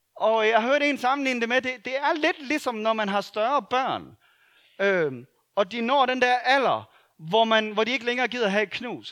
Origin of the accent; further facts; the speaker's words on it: Denmark; det er vi gode til som danskere